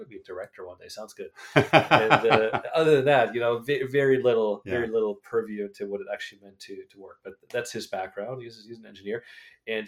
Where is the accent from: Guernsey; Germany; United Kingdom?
Germany; Munich, Bavaria; moved away; I grew up in Munich.